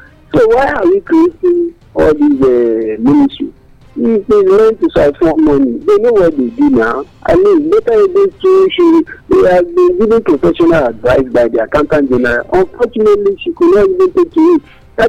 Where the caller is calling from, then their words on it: Abuja, Federal Capital Territory, Nigeria; calling from Abuja.